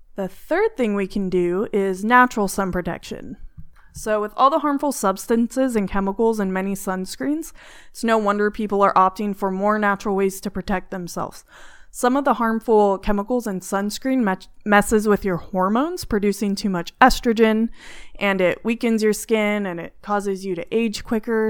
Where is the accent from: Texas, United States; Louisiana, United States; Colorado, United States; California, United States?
California, United States; now in Arizona, United States; I'm from California